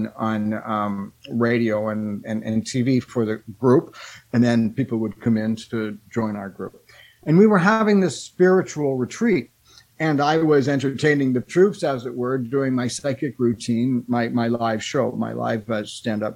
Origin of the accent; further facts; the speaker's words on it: Canada; I'm a Canadian